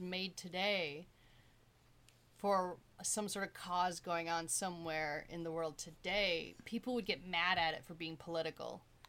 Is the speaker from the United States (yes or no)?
yes; United States; me being a white woman, young white woman growing up in America